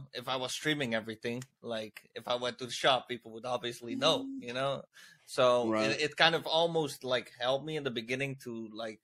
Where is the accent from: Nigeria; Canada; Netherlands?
Netherlands; Rotterdam, South Holland; I'm from the Netherlands, Rotterdam.